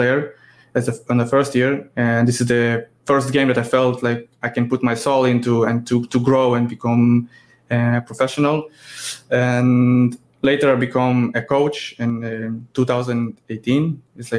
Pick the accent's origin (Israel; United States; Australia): Israel; I'm 32 from Israel